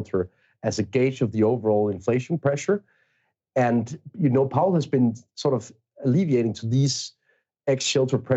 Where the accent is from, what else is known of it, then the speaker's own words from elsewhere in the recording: Denmark; I'm European, and I'm born and raised in Denmark.